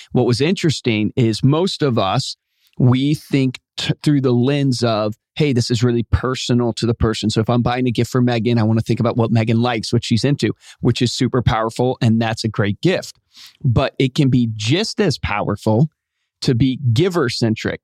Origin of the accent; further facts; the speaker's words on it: Virginia, United States; where I grew up in Virginia